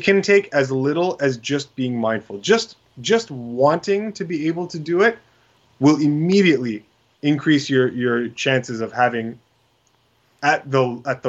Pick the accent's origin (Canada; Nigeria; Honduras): Canada